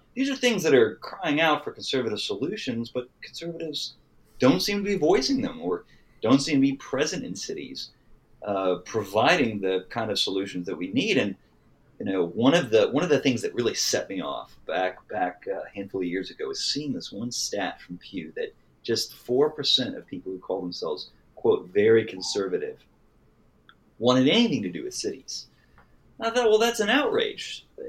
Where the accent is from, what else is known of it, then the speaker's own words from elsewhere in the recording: Flower Mound, Texas, United States; also born or lived in Arlington, Texas; I grew up in Flower Mound, Texas